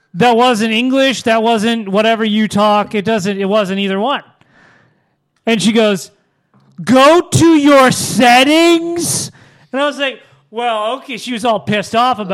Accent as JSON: {"language": "English", "country": "United States", "said": "I'm American"}